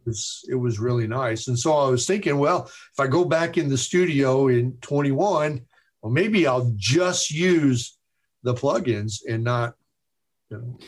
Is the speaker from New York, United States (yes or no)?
no; Chicago, Illinois, United States; I'm from Chicago